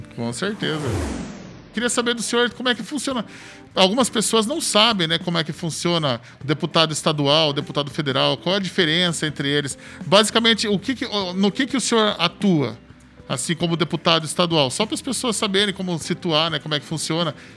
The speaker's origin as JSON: {"language": "Portuguese", "town": "Sorocaba", "region": "São Paulo", "country": "Brazil", "said": "a gente é de Sorocaba"}